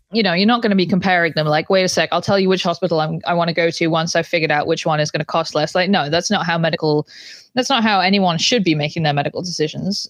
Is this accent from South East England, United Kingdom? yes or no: yes; Banbury, South East England, United Kingdom; moved away; the local hospital in my hometown